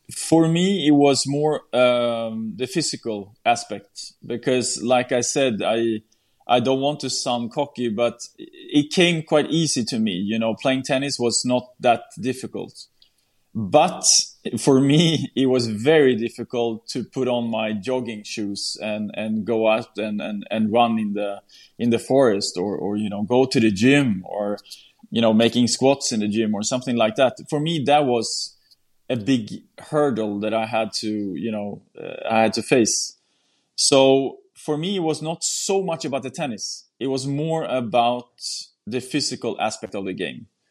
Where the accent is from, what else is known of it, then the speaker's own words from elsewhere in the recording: Sweden; my hometown in Sweden